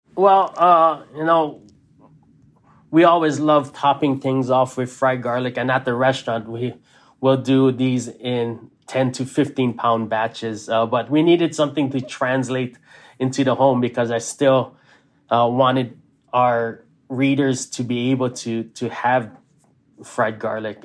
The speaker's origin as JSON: {"language": "English", "town": "Hilo", "region": "Hawaii", "country": "United States", "tie": "born or raised there", "also_born_or_lived": "Maui", "said": "growing up in Hawaii"}